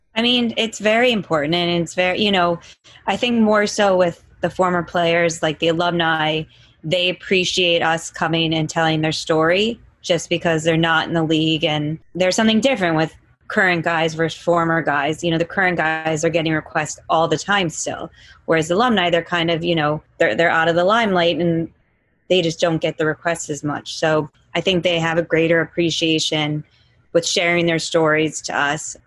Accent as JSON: {"language": "English", "town": "Chicago", "region": "Illinois", "country": "United States", "tie": "born or raised there", "said": "growing up in Chicago, which you know I'm very proud"}